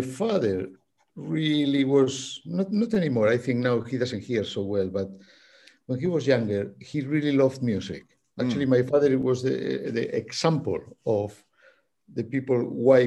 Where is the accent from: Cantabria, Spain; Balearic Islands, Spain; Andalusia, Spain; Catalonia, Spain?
Cantabria, Spain; Santander; English is a second language; moved away; also born or lived in The Hague; Santander is my hometown in Spain.